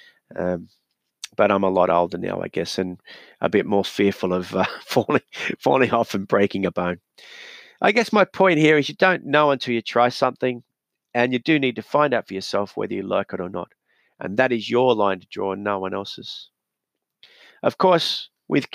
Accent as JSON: {"language": "English", "town": "Newcastle", "region": "New South Wales", "country": "Australia", "tie": "born or raised there", "said": "my hometown of Newcastle"}